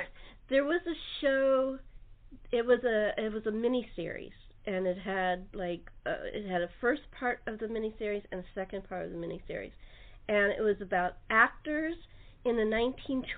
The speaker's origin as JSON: {"language": "English", "town": "Los Angeles", "region": "California", "country": "United States", "tie": "born or raised there", "said": "I grew up in Los Angeles"}